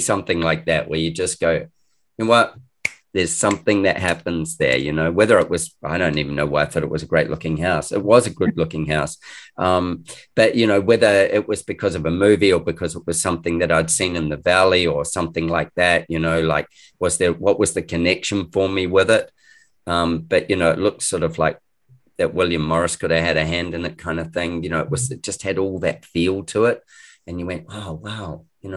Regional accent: New Zealand; moved away as an adult; also born or lived in Christchurch; now in Australia; I'm a Kiwi, and I've moved to Australia about 20 something years ago

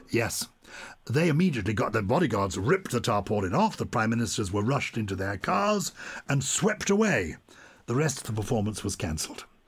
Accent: London, United Kingdom; accent: plummy; I was brought up in London

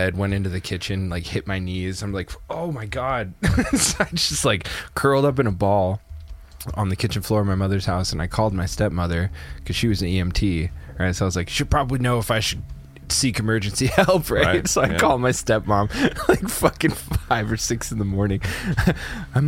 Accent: Spokane, Washington, United States; moved away; also born or lived in Canada; the city where I was when I was a kid

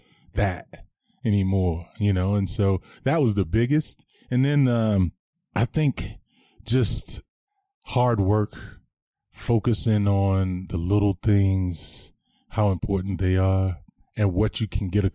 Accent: Anderson, South Carolina, United States; moved away as an adult; also born or lived in Denver, Colorado; now in Bozeman, United States; I am from Anderson, South Carolina, born and raised.

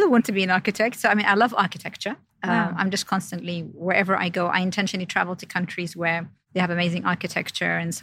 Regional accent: London, United Kingdom; moved away as an adult; also born or lived in Jeddah, Saudi Arabia; now in Saudi Arabia; we went to London when I was around 9 years old. And I was basically raised in central London, so between Kensington, Chelsea area. And then I lived there for just over 10 years

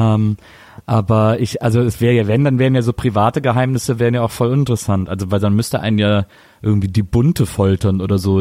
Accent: Wesseling, North Rhine-Westphalia, Germany; bei uns äh, in Wesseling gab's den Kliegel, das war äh, ein Kiosk

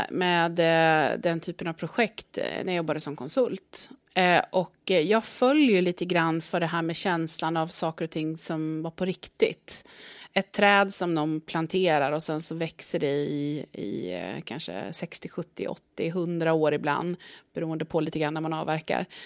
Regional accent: Östergötland, Sweden; Men jag är ju östgöte då, om man ska mm. liksom, sätta mig någonstans på kartan.

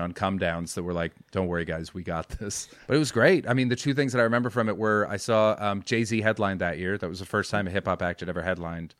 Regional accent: White Rock, British Columbia, Canada; moved away as an adult; also born or lived in London; I'm in White Rock actually, which is my hometown.

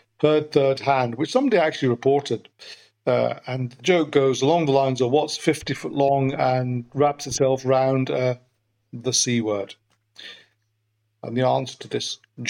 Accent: Glasgow, Scotland, United Kingdom; accent: Birmingham; moved away; also born or lived in London; As your listeners can probably tell from my Birmingham accent, I'm actually from Glasgow initially.

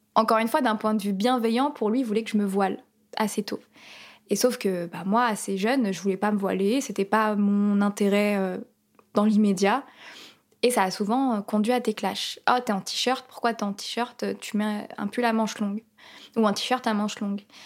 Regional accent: France; je suis française d'origine palestinienne, je suis née ici.

